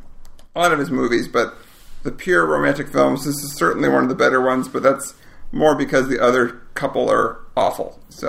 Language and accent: English; Madison, Wisconsin, United States; Madison, Wisconsin, which is my hometown